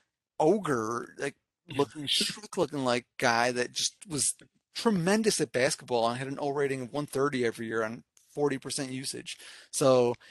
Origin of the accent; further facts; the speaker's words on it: Chicago, Illinois, United States; I'm from Chicago